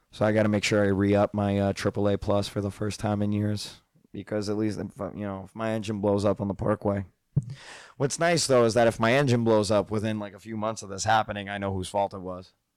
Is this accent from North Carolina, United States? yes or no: no; New Jersey, United States; Growing up in North Jersey